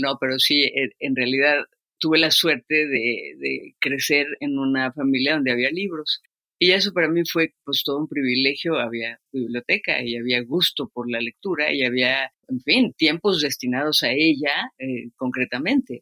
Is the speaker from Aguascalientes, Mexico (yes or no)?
no; Mexico City, Mexico; Vivimos en la colonia del Valle nosotros y la escuela estaba recién hecha entre las piedras